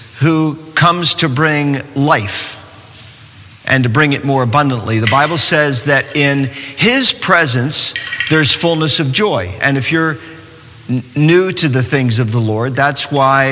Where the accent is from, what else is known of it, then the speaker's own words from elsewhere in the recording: New York City, New York, United States; moved away as an adult; now in North Carolina, United States; I come from New York City. I live in North Carolina now, but I come from New York City. I spent 20 years in New York.